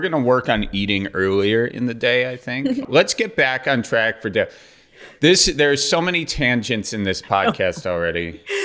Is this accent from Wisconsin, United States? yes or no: yes; Milwaukee, Wisconsin, United States; moved away; that's what we call drinking fountains in Milwaukee is a bubbler.